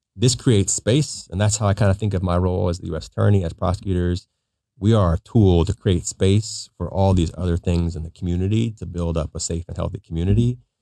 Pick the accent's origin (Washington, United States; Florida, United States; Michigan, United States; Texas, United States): Washington, United States; Pierce County; I grew up in Pierce County